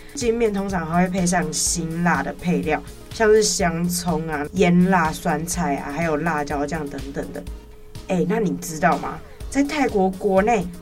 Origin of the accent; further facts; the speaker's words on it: Tainan, Taiwan; 我是台南人